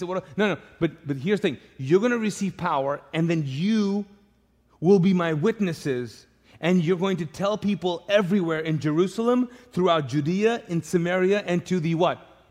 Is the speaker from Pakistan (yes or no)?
yes; Pakistan; moved away; I'm Pakistani